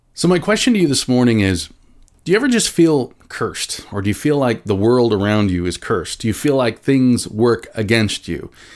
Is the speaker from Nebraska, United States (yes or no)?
yes; Nebraska, United States; now in Branson, United States; I grew up in Nebraska